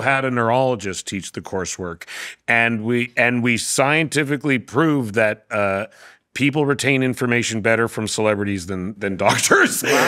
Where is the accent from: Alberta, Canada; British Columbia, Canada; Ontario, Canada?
British Columbia, Canada; Vancouver; I'm from Vancouver.